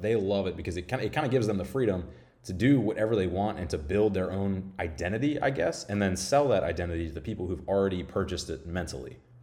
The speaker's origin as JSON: {"language": "English", "region": "Florida", "country": "United States", "said": "I'm from Florida"}